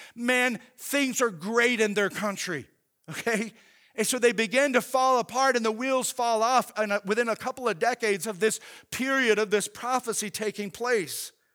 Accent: Oklahoma, United States; growing up in Oklahoma

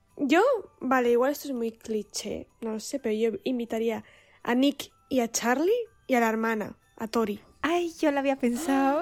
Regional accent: Basque Country, Spain; el San Blas es solo de el área donde, de donde yo soy. No es todo el País Vasco

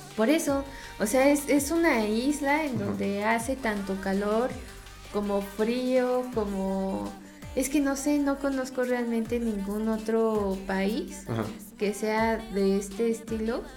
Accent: Mexico; siendo mexicano

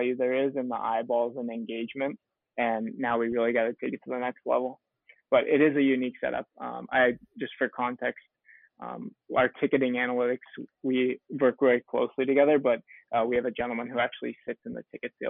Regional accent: Michigan, United States; moved away as an adult; also born or lived in San Diego, United States; now in Phoenix, United States; I grew up in Michigan, went to grad school at San Diego State

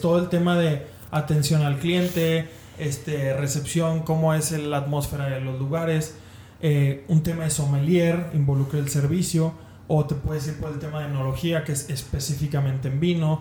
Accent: León, Guanajuato, Mexico; Mi, mi familia es de Monterrey, yo soy de León, Guanajuato

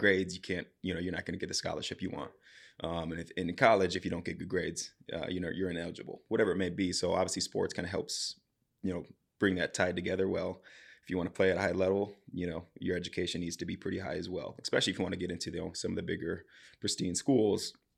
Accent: Southeast Wisconsin, United States; moved away as an adult; now in Coon Rapids, United States; So, I'm from Southeast Wisconsin, just on the border of Illinois and Wisconsin

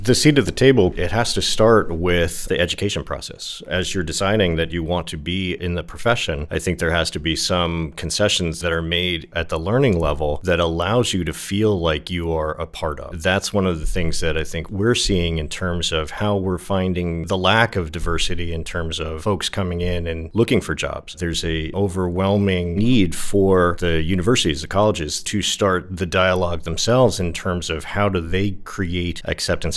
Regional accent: New Jersey, United States; moved away; also born or lived in New York / Los Angeles; Living in New York, growing up in New Jersey, living in Los Angeles

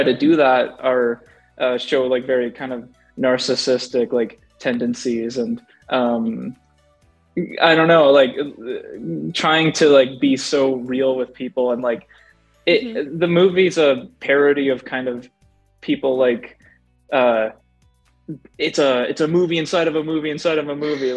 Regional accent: Edmonton, Alberta, Canada; I'm from Alberta, Canada

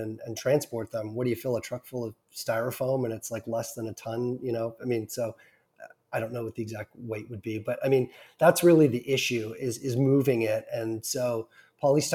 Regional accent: Ontario, Canada; I'm from Ontario, Canada.

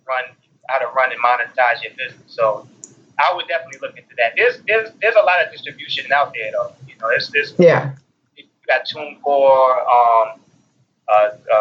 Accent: North Carolina, United States; also born or lived in Queens, New York; I was born in New York, Queens, New York, and I was raised in North Carolina

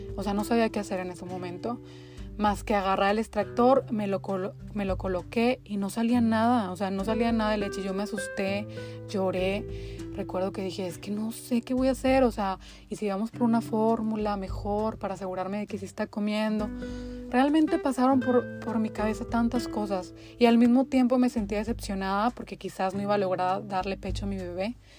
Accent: Linares, Nuevo León, Mexico; moved away as an adult; also born or lived in Monterrey, Mexico; now in United States; soy mexicana, específicamente de Linares, Nuevo León. Ahí nací, ahí crecí hasta que me fui a Monterrey a, a realizar mis estudios universitarios

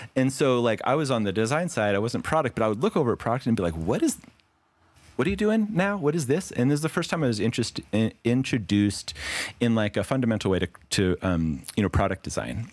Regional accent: Las Vegas, Nevada, United States; I grew up in Las Vegas

